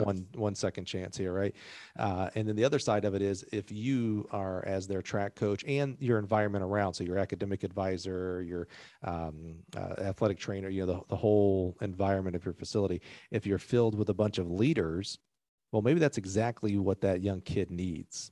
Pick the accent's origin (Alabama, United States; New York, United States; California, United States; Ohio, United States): Alabama, United States; growing up in Alabama